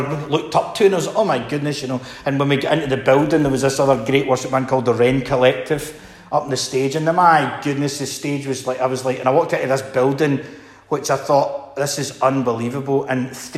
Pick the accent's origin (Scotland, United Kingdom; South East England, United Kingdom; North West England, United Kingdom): Scotland, United Kingdom; being Scottish